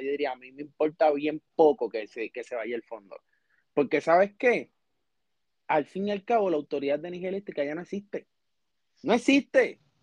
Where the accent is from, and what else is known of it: Puerto Rico